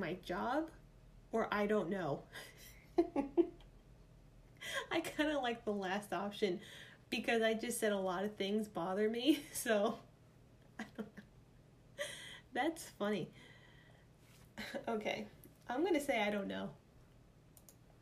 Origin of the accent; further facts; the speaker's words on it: New York, United States; accent: New York; my New York accent just came out there